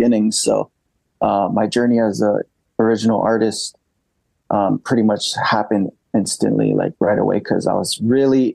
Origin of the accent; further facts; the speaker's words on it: Guam; moved away as an adult; also born or lived in Japan / Florida; now in St. Petersburg, United States; growing up on Guam